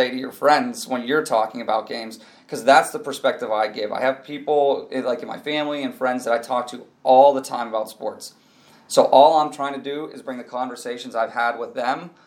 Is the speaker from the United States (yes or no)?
yes; Pittsburgh, Pennsylvania, United States; born and raised in Pittsburgh